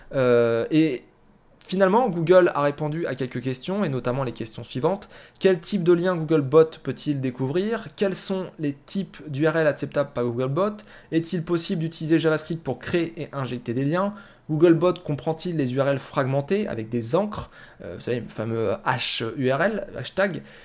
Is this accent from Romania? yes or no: no; France; alors moi je viens de la France